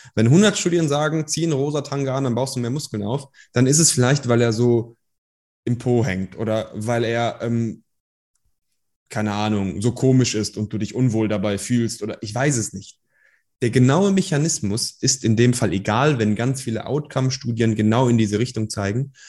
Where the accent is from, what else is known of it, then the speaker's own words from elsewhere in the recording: Germany; also born or lived in Iran; ich komme aus dem Iran, wir sind hierhin geflohen, also ich bin nicht hier geboren, aber ich bin hier aufgewachsen